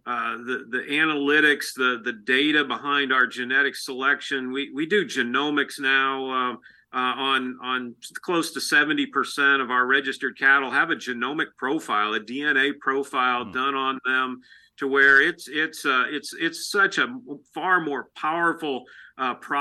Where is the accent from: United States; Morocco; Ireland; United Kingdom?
United States; Illinois; moved away as an adult; now in St. Joseph, United States; places where I grew up in Illinois